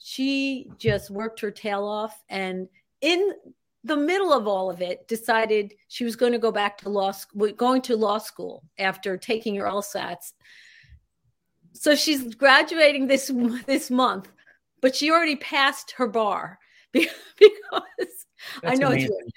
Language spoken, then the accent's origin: English; Nyack, New York, United States; I born and raised in Rockland County in here. I was actually born in Nyack Hospital